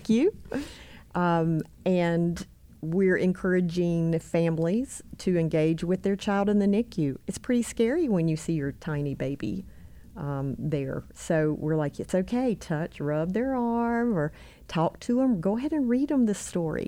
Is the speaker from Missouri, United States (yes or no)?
no; Albemarle, North Carolina, United States; moved away as an adult; now in Rock Hill, United States; I grew up actually in, um, Albemarle, North Carolina, on the other side of Charlotte.